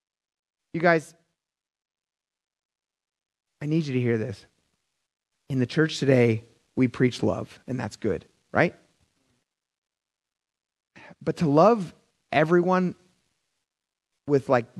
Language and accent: English; Philadelphia, Pennsylvania, United States; I'm from Philadelphia